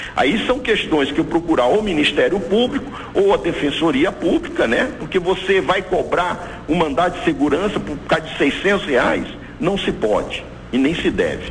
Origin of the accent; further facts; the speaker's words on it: Brazil; nós como brasileiros